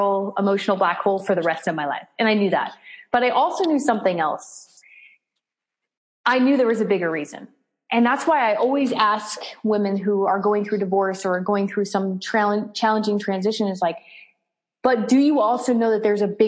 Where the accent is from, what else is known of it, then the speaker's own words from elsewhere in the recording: Las Vegas, Nevada, United States; I was born in Las Vegas, Nevada